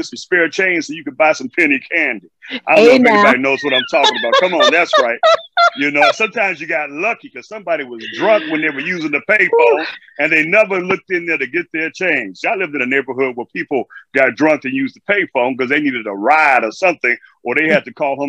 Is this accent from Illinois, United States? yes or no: yes; Chicago, Illinois, United States; moved away as an adult; now in New York City, United States; I'm originally from Chicago, Illinois, the south side of Chicago